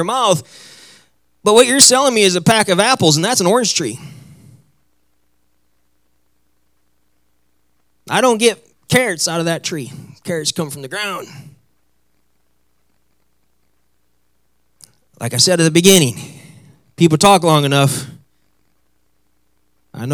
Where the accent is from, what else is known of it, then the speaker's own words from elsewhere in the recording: Midwest, United States; moved away; I come from the Midwest, so I come where people are normal and we talk normal and everything